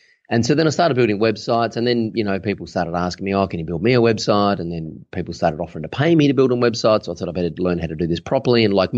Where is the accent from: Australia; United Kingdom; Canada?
Australia; Adelaide, South Australia; I hail originally from Adelaide in South Australia, which is the driest city in the driest continent on the planet.